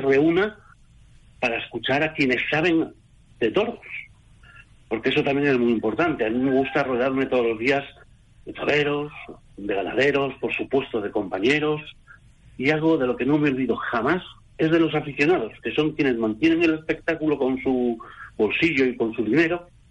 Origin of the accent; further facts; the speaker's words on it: Bilbao, Basque Country, Spain; yo que soy bilbaíno